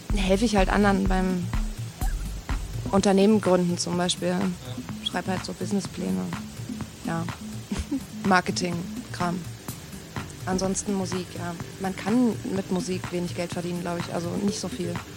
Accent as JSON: {"language": "German", "region": "East Germany", "country": "Germany", "said": "bin irgendwie auch Ossi, komme aus der DDR"}